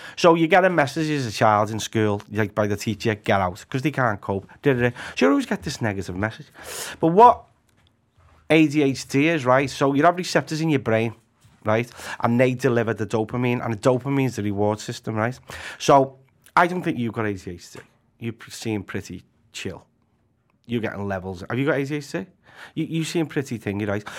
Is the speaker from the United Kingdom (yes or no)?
yes; Liverpool, North West England, United Kingdom; also born or lived in Anfield, Liverpool; I'm from the bright lights of Walton. Yeah. Originally, it was from, um, sort of Breck Roads, Anfield area